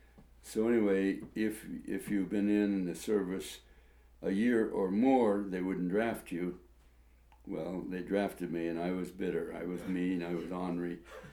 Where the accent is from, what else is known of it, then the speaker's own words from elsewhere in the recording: Modesto, California, United States; I was raised in Modesto, California.